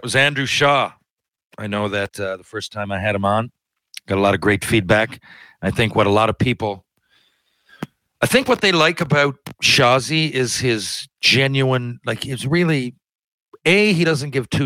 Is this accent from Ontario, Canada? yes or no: no; Newfoundland and Labrador, Canada